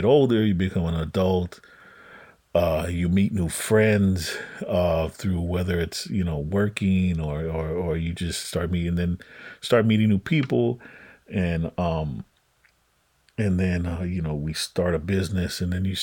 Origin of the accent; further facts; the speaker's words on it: Los Angeles, California, United States; also born or lived in Westlake, Los Angeles; I grew up on Western. Well, I moved around quite a bit when I was little, but you know, I ultimately ended up on like Western Ave in like Koreatown